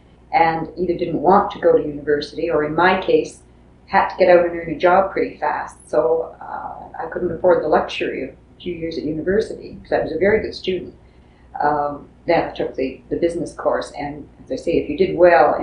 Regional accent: Edmonton, Alberta, Canada; I was born in Edmonton

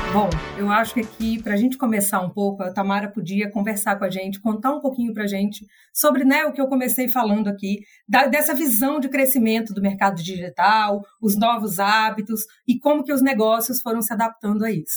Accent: interior of the Northeast, Northeast Region, Brazil; now in São Paulo, Brazil; o artesão lá do interior do Nordeste, de onde eu sou, até aqui eu que moro em São Paulo

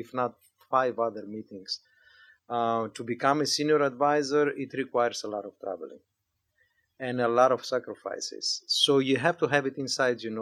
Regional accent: Greece; moved away as an adult; now in United States; I was born and raised in Greece, moved to the U.S. 30 years ago

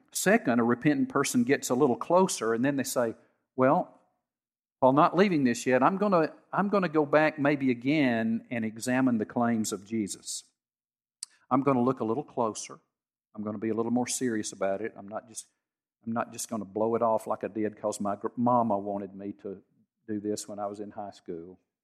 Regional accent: United States; I grew up in Harrison County

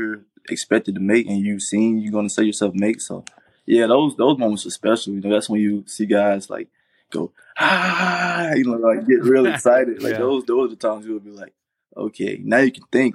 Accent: Rocky Mount, North Carolina, United States; I'm from Rocky Mountain, North Carolina, actually, which is about 20 minutes away from Greenville

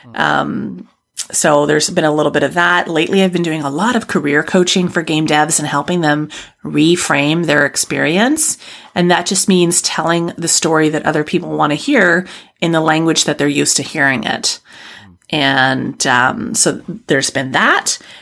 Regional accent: Canada; a white woman from Canada

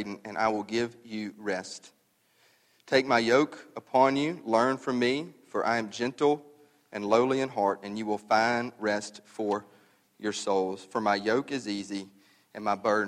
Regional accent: the South, United States; We're from the South.

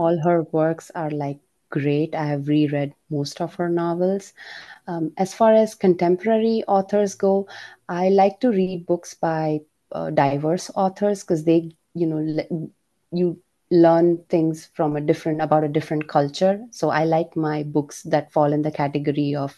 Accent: India; as an Indian

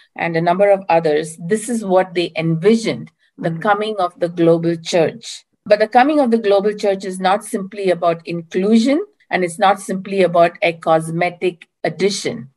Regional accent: India; moved away as an adult; now in Berkeley, United States; I currently live near Berkeley, California, in the United States, but I'm originally from India

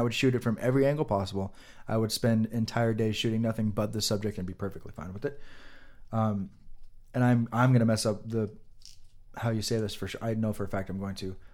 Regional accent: Nevada, United States; we say things weird in Nevada sometimes

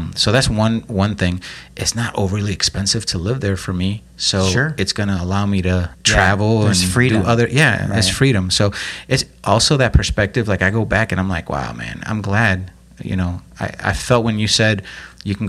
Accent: Lake Station, Indiana, United States; I was from Lake Station

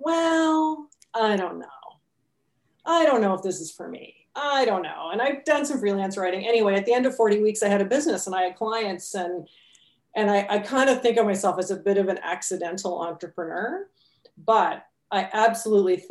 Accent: Amherst, Nova Scotia, Canada; I'm from Amherst. So Amherst, Nova Scotia, little town. I don't know what the population is now, but it would be less than 9,000 people, I would think. So I grew up there

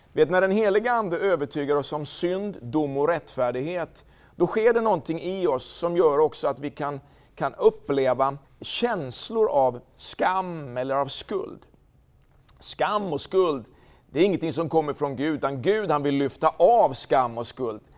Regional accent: Linköping, Östergötland, Sweden; den fantastiska staden Linköping, platsen där jag är född

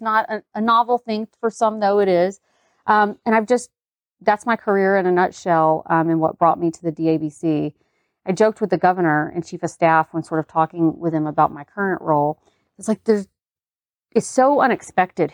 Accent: the South, United States; growing up in the South

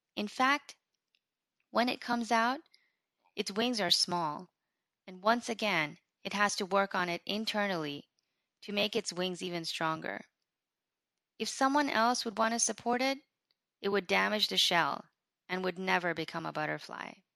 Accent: United States; as an American Muslim living in America

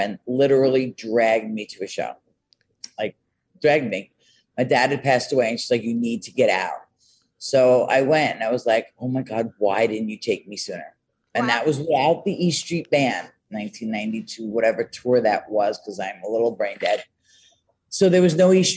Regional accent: Yonkers, New York, United States; now in White Plains, United States; I grew up in Yonkers, New York

